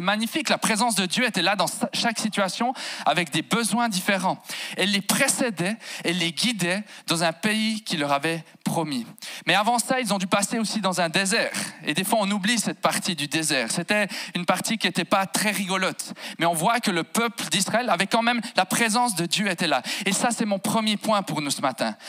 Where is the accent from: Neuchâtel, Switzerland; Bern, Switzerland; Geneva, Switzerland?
Bern, Switzerland; Jura bernois, Switzerland; moved away as an adult; now in Fribourg, Switzerland; J'ai grandi en fait à sansbeau val qui à mon humble avis, si on devait mettre une capitale au Jura bernois, on la poserait à Sansbeau